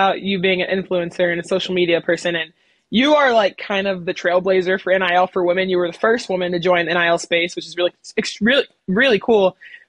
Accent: Dallas, Texas, United States; now in Kentucky, United States; I'm from Dallas.

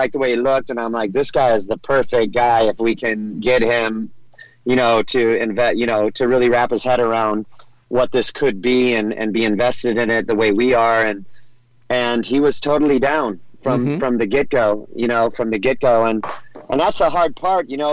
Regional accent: Orange County, California, United States; I grew up in Orange County, California

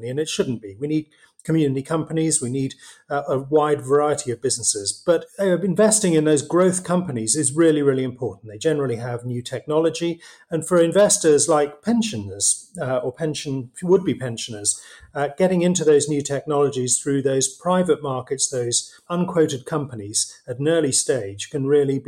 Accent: Newcastle upon Tyne, North East England, United Kingdom; moved away as an adult; also born or lived in Cambridge / Vietnam; Born and brought up in Newcastle.

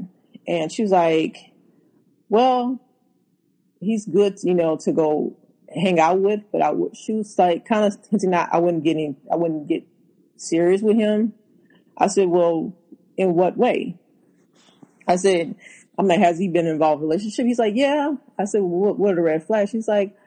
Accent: Louisiana, United States; moved away; also born or lived in Houston; I'm from Louisiana

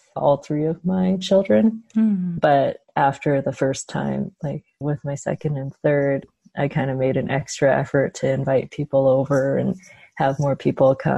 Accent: Canada; I grew up in Canada, but I was raised with a lot of Chinese traditions

